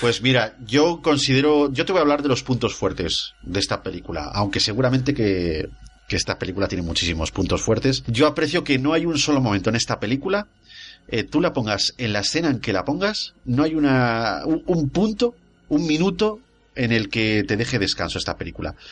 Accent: Spain; soy español

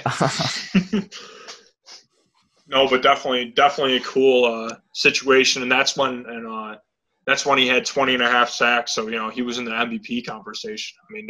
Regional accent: Fairport, New York, United States; now in Farmington, United States; I'm from Fairport, New York. I live in Farmington now.

